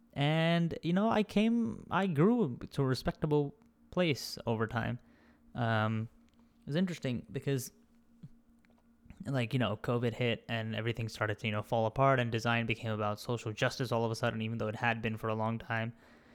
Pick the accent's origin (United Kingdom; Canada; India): India; accent: Indian; I kind of just, like, lost my accent and my Indian accent for a long time.